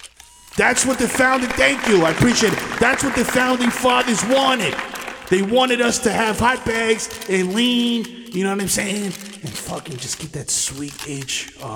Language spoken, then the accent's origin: English; Staten Island, New York, United States; Well, I mean, listen, I'm from Staten Island, you know, Shaolin.